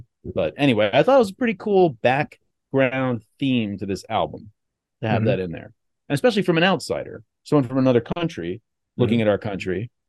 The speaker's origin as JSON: {"language": "English", "country": "United States", "said": "I am American, so I have an added element of like, this is my country, I just love my country because it's where I'm from."}